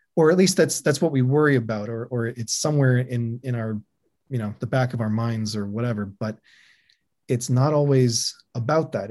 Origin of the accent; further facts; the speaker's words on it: Canada; being Canadian